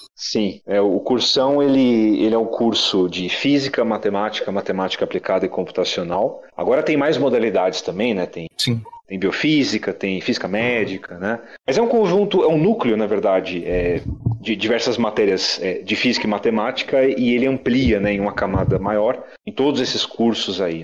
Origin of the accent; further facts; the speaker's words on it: São Paulo, Brazil; Eu sou de São Paulo, prestei só USP naquele momento